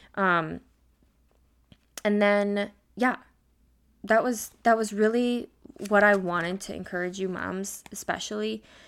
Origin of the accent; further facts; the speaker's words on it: Midwest, United States; I'm an American, I'm a Midwest girl